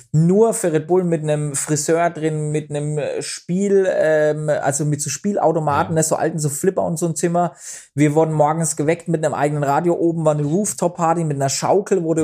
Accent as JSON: {"language": "German", "region": "Bavaria", "country": "Germany", "said": "bei uns in Bayern"}